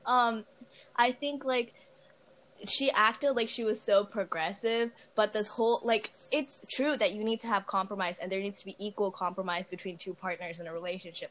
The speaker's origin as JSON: {"language": "English", "country": "India", "said": "I'm from India"}